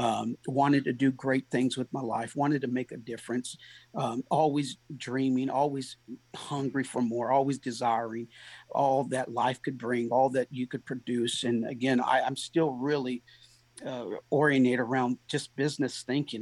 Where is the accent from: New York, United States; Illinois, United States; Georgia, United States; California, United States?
California, United States; San Diego; now in Goodlettsville, United States; I'm originally from San Diego.